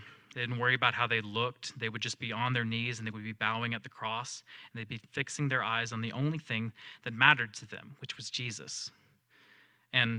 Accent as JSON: {"language": "English", "region": "the South", "country": "United States", "tie": "born or raised there", "said": "I grew up in the South, so I grew up around Christianity"}